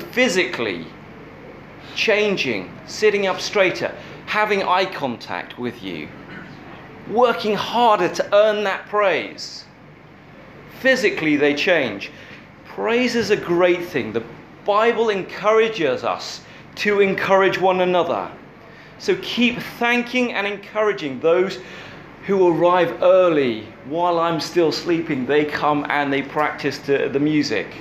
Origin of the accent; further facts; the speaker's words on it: England, United Kingdom; as an English person